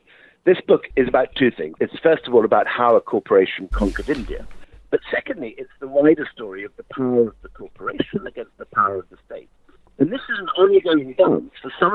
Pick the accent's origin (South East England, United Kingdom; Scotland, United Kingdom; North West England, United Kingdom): Scotland, United Kingdom; I'm a Scot